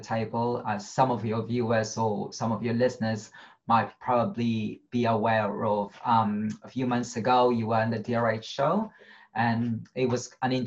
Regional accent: Philippines; moved away; I grew up in the slum in the Philippines.

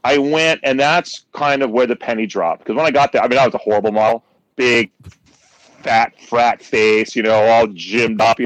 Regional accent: Berkeley, California, United States; growing up in Berkeley

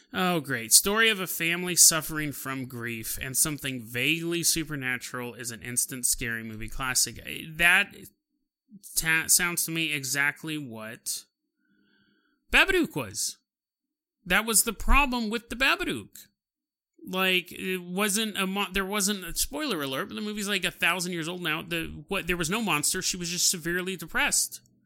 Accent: California, United States; I'm from California

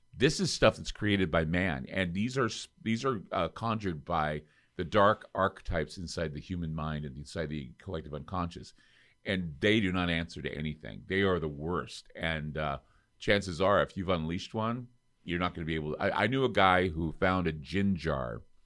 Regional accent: Utah, United States; I come from Utah

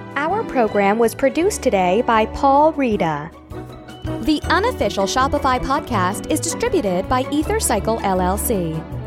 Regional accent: Belgium; moved away; also born or lived in France / United States; I'm French. I'm American. I grew up in Belgium.

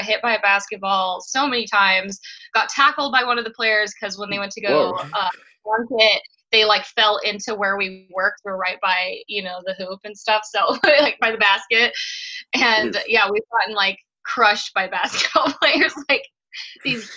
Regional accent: Farmington, New Mexico, United States; moved away as an adult; also born or lived in Albuquerque, New Mexico; now in Phoenix, United States; I'm from a really small town of Farmington, New Mexico. It's, like, right in the Four Corners on the border of Colorado. So I was raised kind of like a small town girl

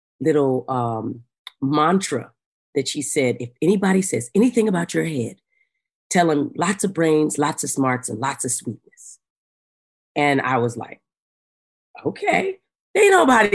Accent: Arizona, United States; when I grew up in Arizona, in the mountains of Arizona

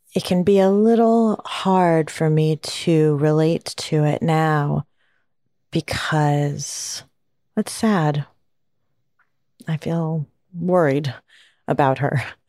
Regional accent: Kalispell, Montana, United States; moved away; also born or lived in San Diego, California; I grew up in Kalispell, Montana

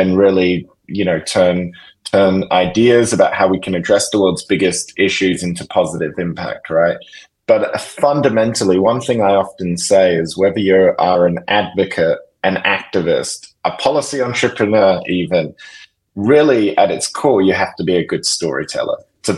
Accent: Perth, Western Australia, Australia; You know, growing up in Australia, you know, I grew up in Perth, which is the most isolated city in the world, in the southwest of that great big continent.

